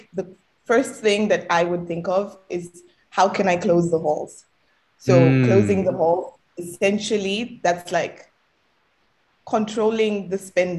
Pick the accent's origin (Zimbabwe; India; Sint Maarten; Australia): Zimbabwe; on paper, I'm Zimbabwean. So I guess for today, we can just say that I'm from Zimbabwe.